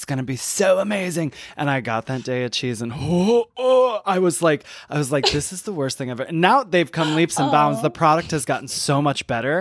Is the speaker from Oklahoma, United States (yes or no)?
no; Michigan, United States; I'm from Michigan, so like we grew up on it